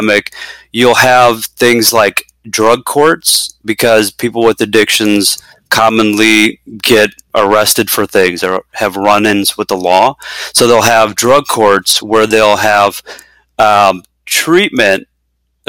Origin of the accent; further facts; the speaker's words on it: Chicago, Illinois, United States; moved away as an adult; now in Bay Area, California, United States; born and raised in the Chicagoland area, we moved out here a couple years ago to the Bay Area, California